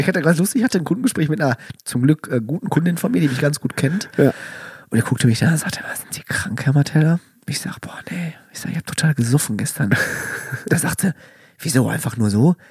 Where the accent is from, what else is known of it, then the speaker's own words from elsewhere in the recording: Calabria, Italy; ich komme aus Kalabrien